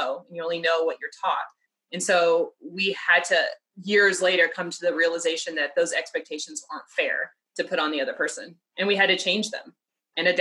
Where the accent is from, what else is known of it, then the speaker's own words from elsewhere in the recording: Kansas City, Missouri, United States; I'm from Kansas City